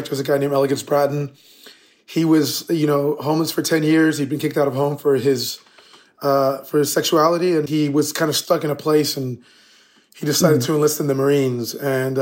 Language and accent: English; United States; we were born in the U.S. and we were raised here in the United States